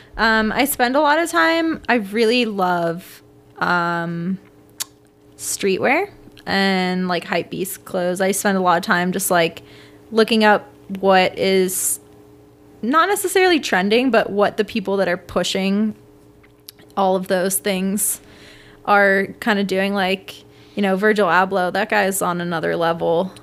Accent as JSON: {"language": "English", "town": "Washington", "region": "District of Columbia", "country": "United States", "tie": "born or raised there", "also_born_or_lived": "Venezuela", "said": "I grew up in D C"}